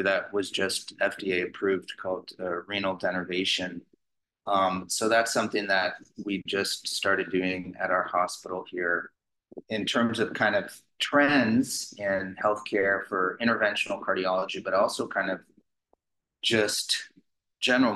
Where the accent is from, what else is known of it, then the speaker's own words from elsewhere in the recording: San Francisco Bay Area, California, United States; I grew up actually in the San Francisco Bay Area because my father and family moved us up here when I was 3 and a half